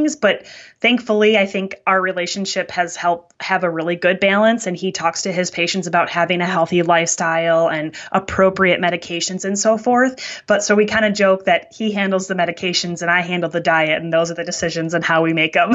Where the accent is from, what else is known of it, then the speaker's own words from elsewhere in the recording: Wisconsin, United States; I'm from Wisconsin, which is called the dairy state in the United States